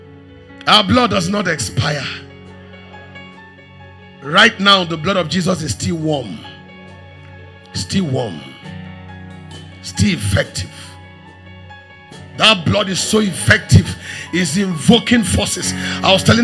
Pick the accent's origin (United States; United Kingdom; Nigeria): Nigeria; Makurdi, Benue; moved away; I grew up in Makurdi. I spent 30 years in Makurdi.